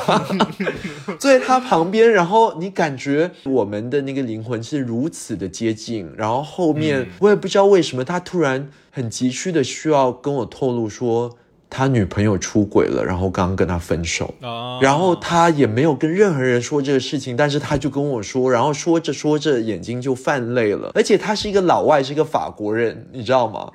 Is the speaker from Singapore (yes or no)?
yes; Singapore; first language English; Chinese is a second language; moved away as an adult; also born or lived in United Kingdom; 我自己在新加坡长大，后面又去了英国深造，在英国待了十五年的时间